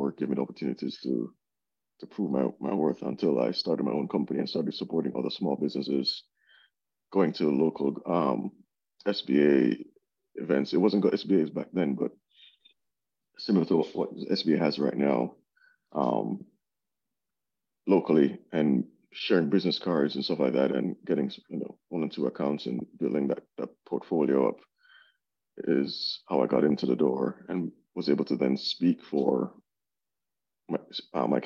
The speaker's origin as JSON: {"language": "English", "country": "Jamaica", "tie": "born or raised there", "moved": "yes", "said": "growing up in Jamaica"}